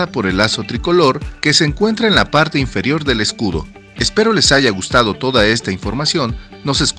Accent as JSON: {"language": "Spanish", "country": "Mexico", "said": "una fecha muy importante para nosotros como mexicanos"}